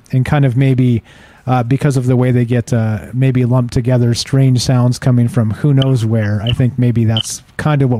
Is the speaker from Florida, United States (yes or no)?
no; California, United States; I grew up in California